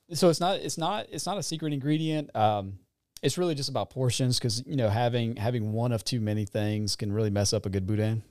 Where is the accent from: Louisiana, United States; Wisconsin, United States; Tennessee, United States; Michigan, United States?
Louisiana, United States; Franklin; was from the Franklin area.